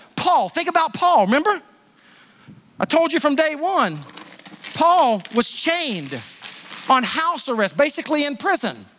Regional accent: Sumter, South Carolina, United States; I was born and raised in Sumter

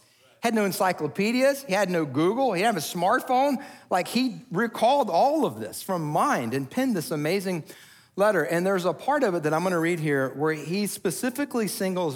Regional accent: Atlanta, Georgia, United States; moved away as an adult; We moved to the metro Atlanta area when I was about 4 years old

